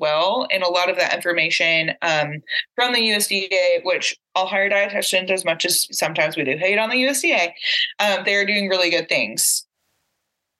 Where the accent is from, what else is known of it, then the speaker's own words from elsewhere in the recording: San Angelo, Texas, United States; moved away; San Angelo, my hometown, that's close to the border.